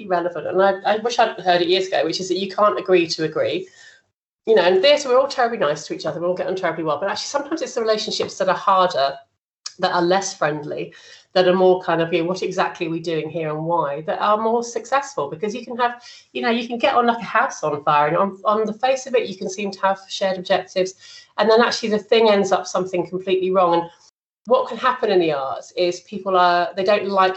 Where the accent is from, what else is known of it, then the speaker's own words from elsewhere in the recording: London, United Kingdom; moved away as an adult; I'm a Londoner and I never planned to be out of London this long